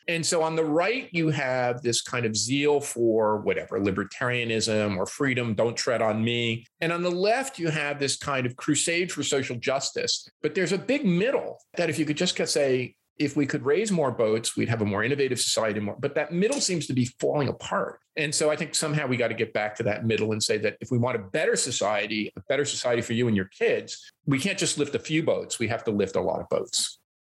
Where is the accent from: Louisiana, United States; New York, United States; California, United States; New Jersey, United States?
New Jersey, United States; moved away as an adult; also born or lived in Newark, New Jersey / Pittsburgh; now in Toronto, Canada; I grew up in New Jersey and I lived in New Jersey for 21 years.